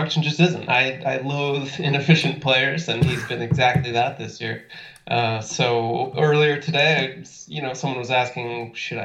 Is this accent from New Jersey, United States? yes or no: yes; New Jersey, United States; moved away; my then hometown New Jersey Nets